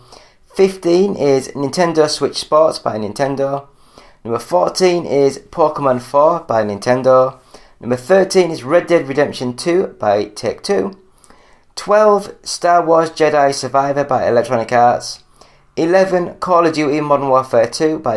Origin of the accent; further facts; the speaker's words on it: England, United Kingdom; I'm English